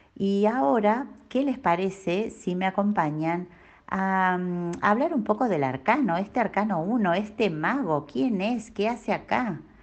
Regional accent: Bahía Blanca, Buenos Aires Province, Argentina; moved away as an adult; now in Neuquén, Argentina; Nací en Bahía Blanca, en la provincia de Buenos Aires un 5 de abril.

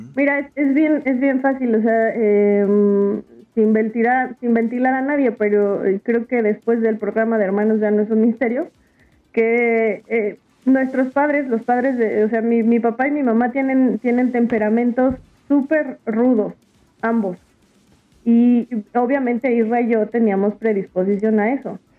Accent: Mexico City, Mexico; yo nací en la Ciudad de México

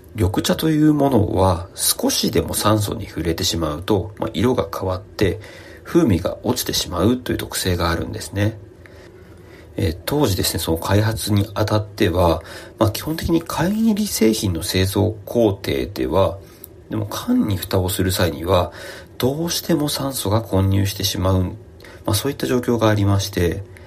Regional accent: Saitama, Japan; 私、あの、埼玉県の出身ですので、地元埼玉の誇りである狭山茶

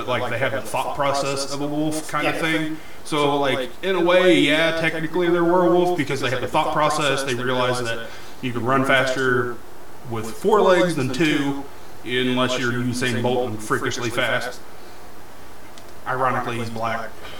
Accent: Winchester, United States; growing up in Winchester and shit, I have a certain percentage of Native American blood

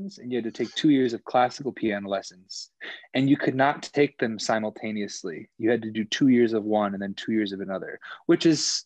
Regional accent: Port Washington, Wisconsin, United States; also born or lived in Fredonia, Wisconsin / Milwaukee, Wisconsin; I am from Port Washington, Wisconsin, which is just north of Milwaukee. So I was literally born in Port Washington

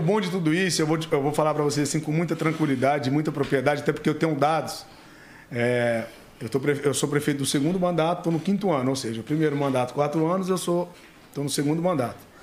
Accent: Embu das Artes, São Paulo, Brazil; nascido e criado em Imbu das Artes, filho autêntico da terra e da cidade

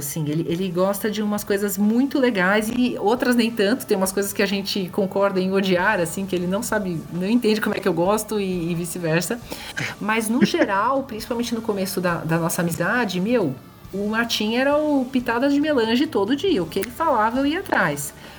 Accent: São Paulo, Brazil; eu sou de São Paulo.

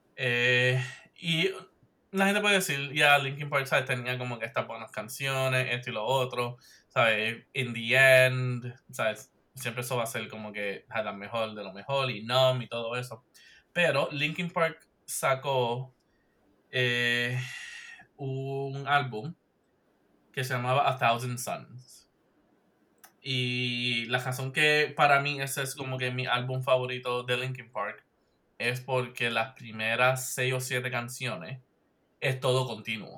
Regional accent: Puerto Rico; moved away; yo soy del área de Mayagüez

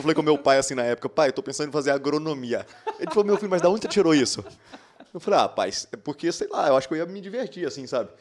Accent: Patos de Minas, Minas Gerais, Brazil; moved away as an adult; now in Uberlândia, Brazil; eu sou de Patos de Minas, né, cidade do interior de Minas Gerais

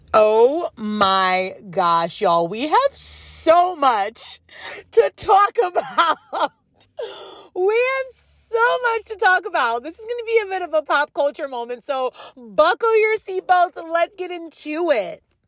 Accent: upstate New York, United States; also born or lived in San Diego; now in Los Angeles, United States; my hometown of upstate New York

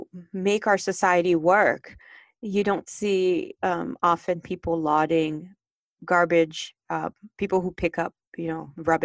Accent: Haiti; especially since I grew up in Haiti and knowing about if you want to, and I grew up, I should say, where we didn't have running water in our home.

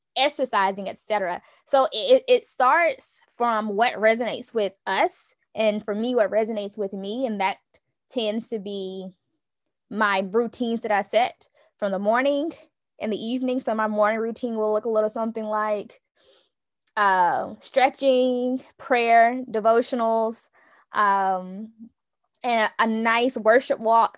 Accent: Newnan, Georgia, United States; I am from Noonan, Georgia, currently serve as an education consultant

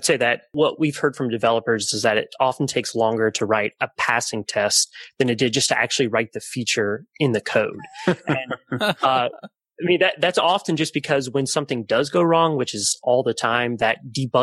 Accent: Atlanta, Georgia, United States; I'm from Atlanta, Georgia

